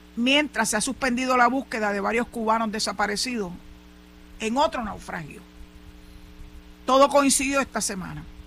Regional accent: Puerto Rico

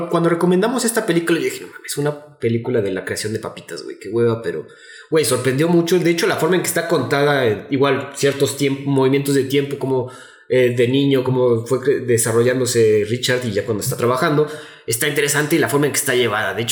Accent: Mexico; seguimos siendo mexicanos aunque no estemos en nuestra tierra.

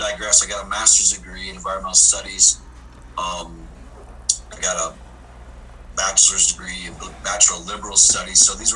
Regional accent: South Dakota, United States; Well, I grew up in South Dakota as a farm kid, worked hard. We had a medium-sized, diverse farm, cattle, sheep, pigs, oats, barley, corn, a little bit of everything.

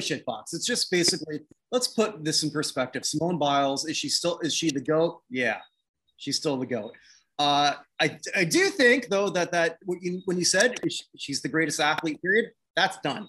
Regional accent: Canada; not American, I'm Canadian.

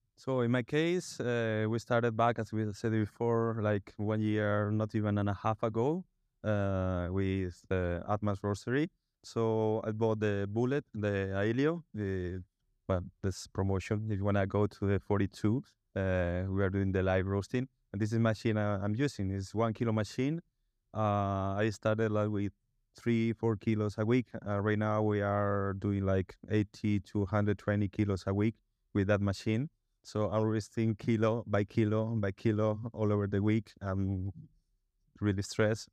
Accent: A Coruña, Galicia, Spain; also born or lived in London; now in Barcelona, Spain; I'm based here in Barcelona, but I'm from La Coruña, northwest of, of Spain

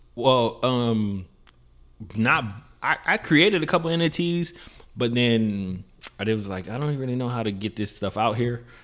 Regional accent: Miami, Florida, United States; growing up in Miami, you deal with like I mean, you deal with all type of stuff.

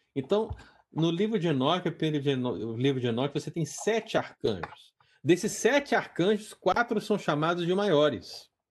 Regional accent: Brazil; now in United States; todos somos brasileiros

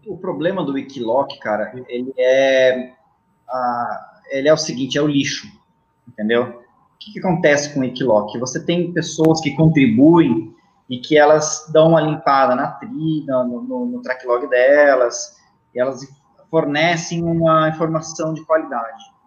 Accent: Itatiba, São Paulo, Brazil; na minha cidade natal, que é Itatiba, no interior de São Paulo.

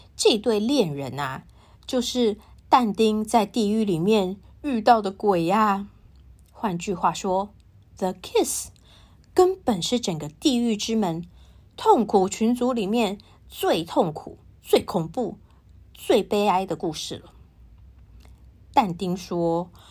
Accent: Taiwan; 我是台湾人

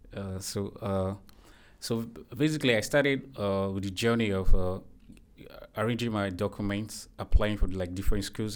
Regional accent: Nigeria; moved away as an adult; now in Turkey; I'm from Nigeria.

